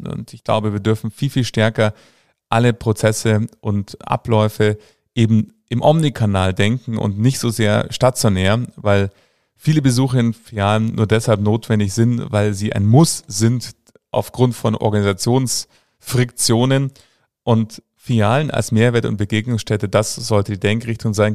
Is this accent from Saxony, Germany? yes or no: no; Munich, Bavaria, Germany; dass ich in München geboren bin